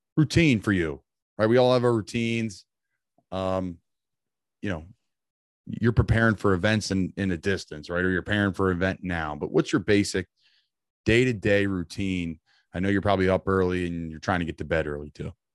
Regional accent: Northeast, United States; I'm from up in the Northeast.

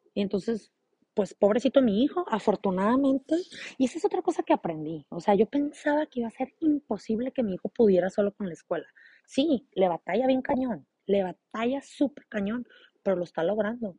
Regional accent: San Luis Río Colorado, Sonora, Mexico; yo soy de San Luis Río Colorado, Sonora, México

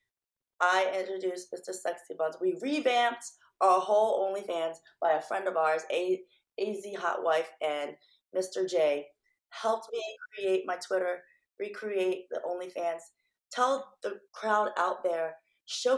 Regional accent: Philippines; moved away; I'm Filipino.

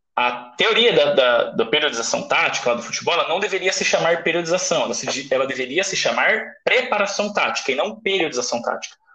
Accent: Brazil; moved away as an adult; also born or lived in Russia; eu vim do Brasil

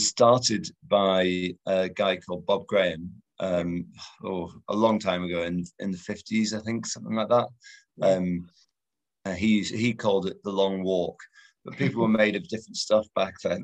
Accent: United Kingdom; also born or lived in Spain / north of England; I'm British.

